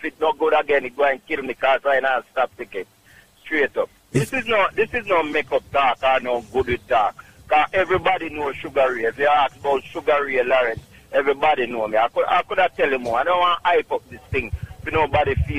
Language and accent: English; Clark's Town, Trelawny, Jamaica; now in Bronx, New York, United States; Clarkstown, Jamaica, Trelawney.